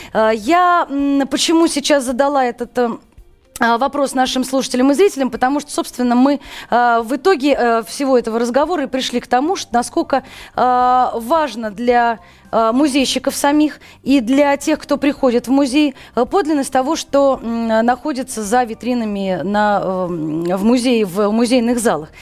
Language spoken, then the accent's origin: Russian; Moscow, Russia; Все мы, в общем, москвичи